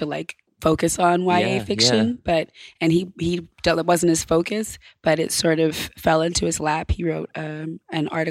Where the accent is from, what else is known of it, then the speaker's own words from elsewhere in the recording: Ithaca, New York, United States; I grew up in a town called Ithaca, New York, in upstate